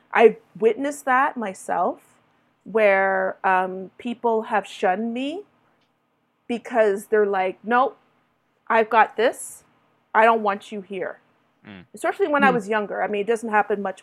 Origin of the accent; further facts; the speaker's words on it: Toronto, Ontario, Canada; when I was growing up in Toronto, you know, in my 20s